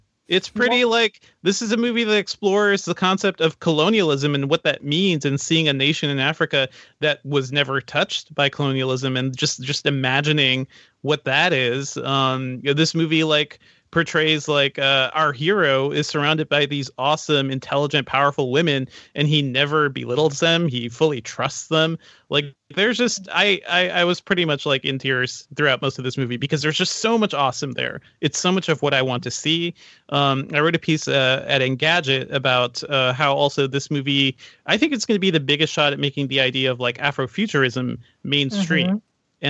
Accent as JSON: {"language": "English", "country": "Guyana", "said": "want to throw a special shout out to Letitia Wright, who's having an amazing year and is also from my home country."}